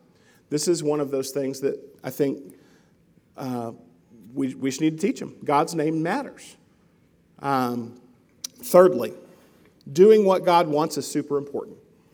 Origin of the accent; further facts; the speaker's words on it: Mabelville, Arkansas, United States; I grew up in Arkansas, just outside of Little Rock, in a little town called Mabelville, kind of out in the country, and I ran around with the neighborhood kids.